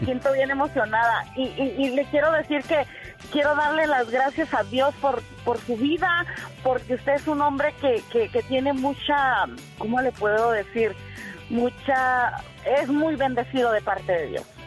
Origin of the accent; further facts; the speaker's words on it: Tecate, Baja California, Mexico; moved away; Yo soy de Tecate, Baja California.